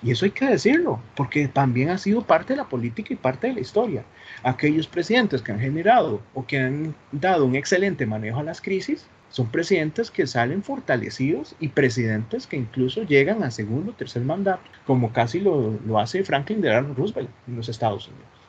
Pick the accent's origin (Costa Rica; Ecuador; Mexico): Costa Rica; Como ticos